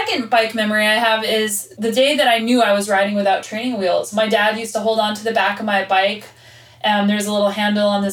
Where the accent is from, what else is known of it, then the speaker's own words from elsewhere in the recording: Albuquerque, New Mexico, United States; I was born and raised in Albuquerque, New Mexico.